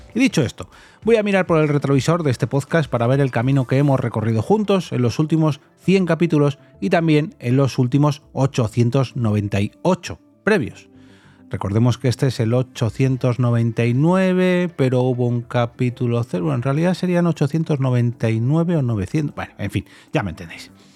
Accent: Móstoles, Community of Madrid, Spain; yo soy de Móstoles, normalmente grabo en Móstoles

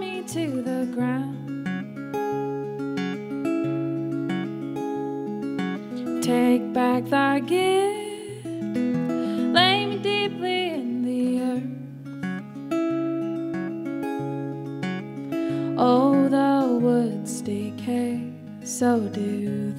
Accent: Lincoln, Nebraska, United States; I'm from Lincoln, Nebraska.

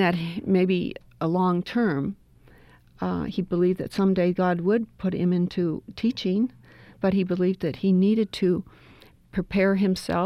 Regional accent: Seattle, Washington, United States; Pete and I grew up together in the same church out in Seattle

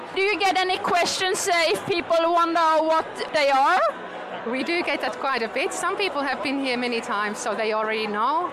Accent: Finland; moved away as an adult; now in Canberra, Australia; I'm from Finland, born and bred

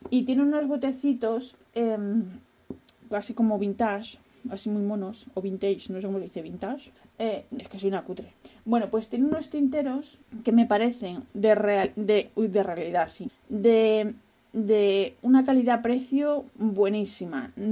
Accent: Spain; moved away as an adult; now in Netherlands; Yo me quejo de los holandeses, pero bueno, yo cuando vine de España ya estaba sin trabajo, o sea que a pochinar.

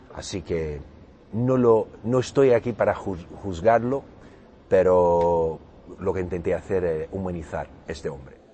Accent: Brazil; Spanish is a second language; soy brasileño, eh, acento portugués

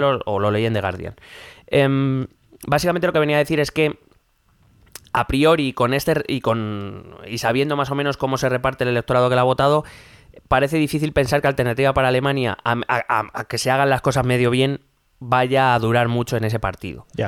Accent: Spain; nosotros como españoles

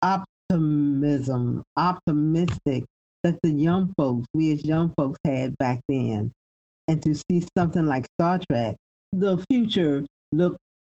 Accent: the South, United States; I was born and raised in the South

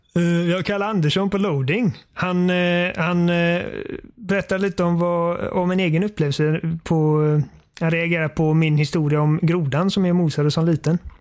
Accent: Sweden; Jag är svensk.

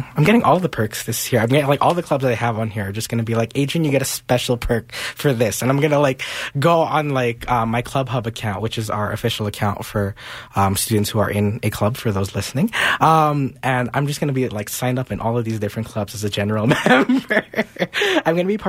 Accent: Philippines; You know, as a Filipino, like, I'm expected to know how to sing at karaoke.

